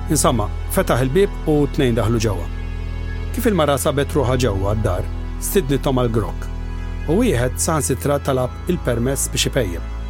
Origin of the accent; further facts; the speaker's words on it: Malta; jekk aħna Maltin lestix biex nemnu kollox malajr